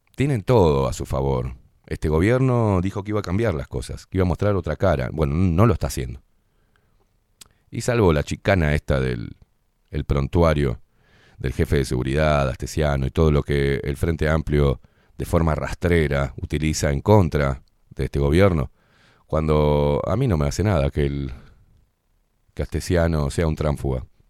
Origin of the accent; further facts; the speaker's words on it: Uruguay; Los que vivimos acá y los que somos uruguayos